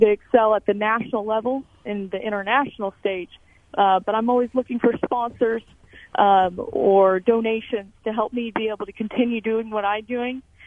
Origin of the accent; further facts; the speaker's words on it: Emporia, Kansas, United States; I am from Emporia, Kansas, born and raised